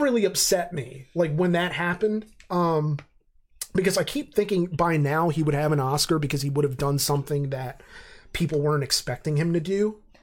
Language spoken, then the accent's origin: English; Reading, Pennsylvania, United States; I love my hometown, I do, but I'm under no pretensions that it's actually this great place. Um, and, you know, 'cause obviously I grew up there